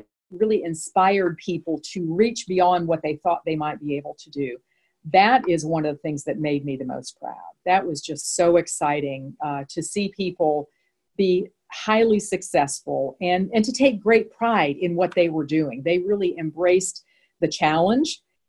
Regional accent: Midwest, United States; First of all, I'm from the Midwest. So we Midwesterners tend to be a little bit more straightforward.

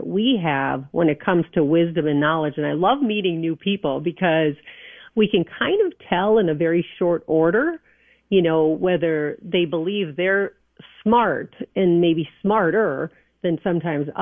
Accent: New Prague, Minnesota, United States; I grew up in New Prague

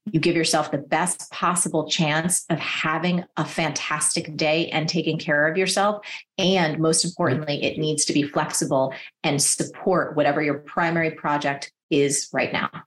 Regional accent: New Jersey, United States; I'm from New Jersey

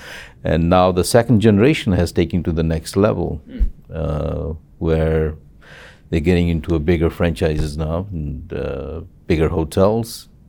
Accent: Zambia; now in Los Angeles, United States; And I came to Los Angeles from Zambia, from Africa, in 72, and got into the insurance industries in 76

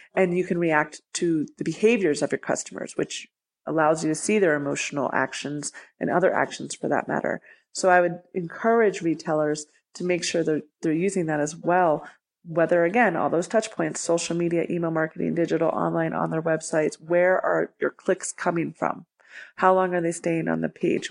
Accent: Libertyville, Illinois, United States; now in Denver, United States; I grew up outside of Chicago in a town called Libertyville

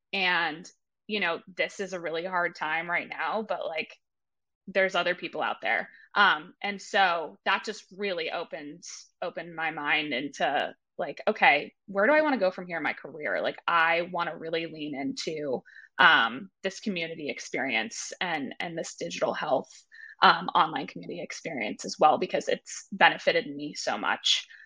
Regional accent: Marblehead, Massachusetts, United States; moved away as an adult; also born or lived in Maine; I grew up in Massachusetts, little town outside of Boston called uh, Marblehead

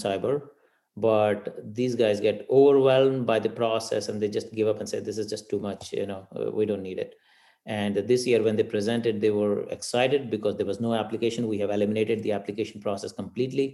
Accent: India; moved away; growing up in India, we've grown up with cows

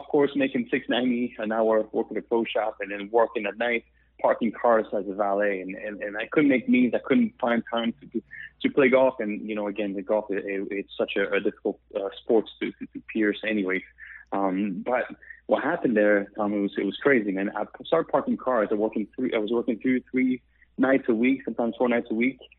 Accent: Quebec, Canada; accent: French Canadian; English is a second language; moved away as an adult; also born or lived in Pennsylvania, United States / Myrtle Beach, United States; now in United States; I'm from Canada, the French part. You hear my accent

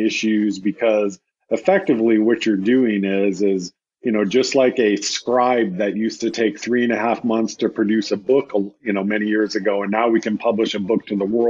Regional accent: United States; speaking as an American

